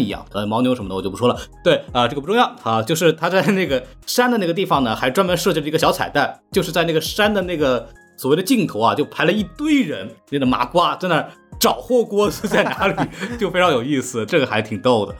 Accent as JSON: {"language": "Chinese", "region": "Shanghai", "country": "China", "said": "因为我是一个上海人，我从小不是听相声长大的"}